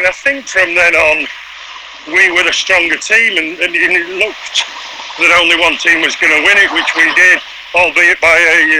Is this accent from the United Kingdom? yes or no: yes; Manchester, North West England, United Kingdom; born or raised there